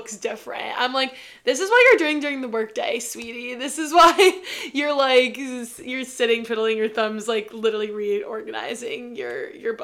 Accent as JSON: {"language": "English", "region": "New York", "country": "United States", "tie": "born or raised there", "said": "growing up in New York"}